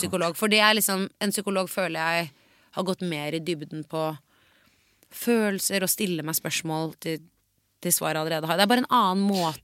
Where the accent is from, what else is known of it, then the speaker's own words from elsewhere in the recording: Oslo, Norway; jeg er blond jente fra Oslo vest